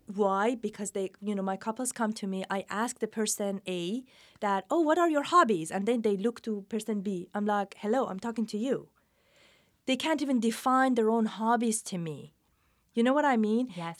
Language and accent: English; Iran; moved away; also born or lived in England / New York City / California; I'm from Iran, educated in England, lived in New York City and then California